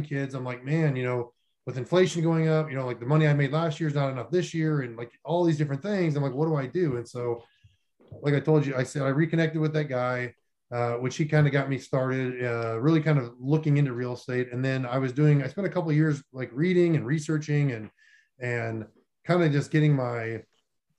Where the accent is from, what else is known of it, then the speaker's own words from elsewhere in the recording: North Dakota, United States; moved away as an adult; also born or lived in Florida / Columbus, Ohio; I grew up in North Dakota and lived there for most of my life